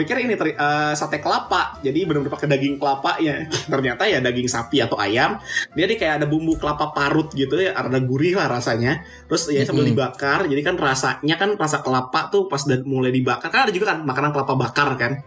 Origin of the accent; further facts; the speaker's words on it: Jakarta, Indonesia; gue besar di Jakarta